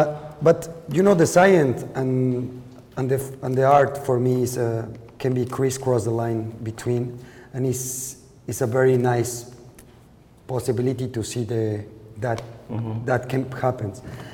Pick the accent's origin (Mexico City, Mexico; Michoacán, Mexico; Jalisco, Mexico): Jalisco, Mexico; Lagos de Moreno; English is a second language; Yeah, in Lagos de Moreno.